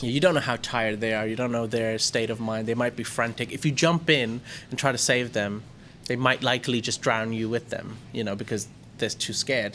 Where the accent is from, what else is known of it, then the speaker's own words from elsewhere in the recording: India; now in Thailand; I was Indian